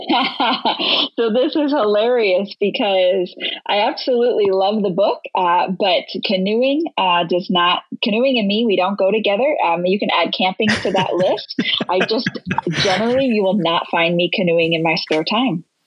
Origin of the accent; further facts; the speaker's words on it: Latrobe, Pennsylvania, United States; moved away; my family still lives there, and my dad's the executive pastor at Charter Oak Church, and I grew up in that church